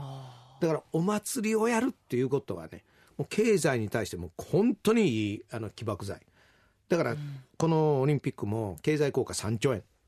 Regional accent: Ashiya, Hyogo, Japan; accent: Kansai dialect; 兵庫県芦屋市出身ですから、どっちかというと、ほんま関西弁

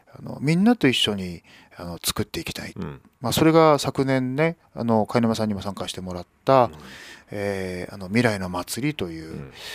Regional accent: Fukushima, Japan; ホットスポットの辺りが私の実家なんですよ

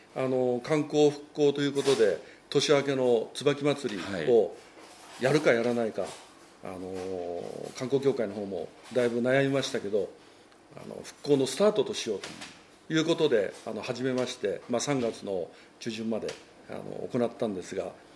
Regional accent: Ōshima, Tokyo, Japan; 私も生まれも育ちも大島な

